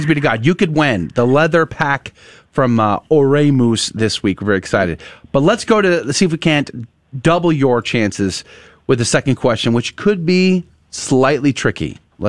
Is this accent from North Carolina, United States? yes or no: no; San Antonio, Texas, United States; moved away; That was Universal City, Live Oak, Converse. That's where I grew up.